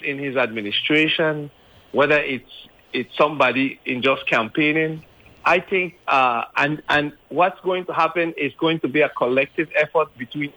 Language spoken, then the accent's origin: English; U.S. Virgin Islands; we are from the Virgin Islands